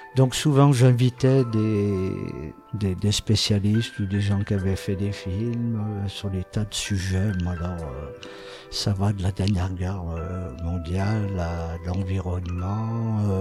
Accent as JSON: {"language": "French", "town": "Saint-Étienne", "region": "Auvergne-Rhône-Alpes", "country": "France", "tie": "born or raised there", "said": "je suis né à Saint-Étienne et je continue de vivre à Saint-Étienne"}